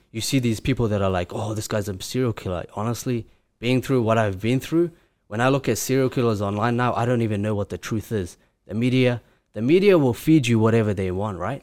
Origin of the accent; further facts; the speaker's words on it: Grozny, Chechnya, Russia; now in Auckland, New Zealand; I live in Auckland, New Zealand. I'm originally from Chechnya, Grozny, which is in Russia.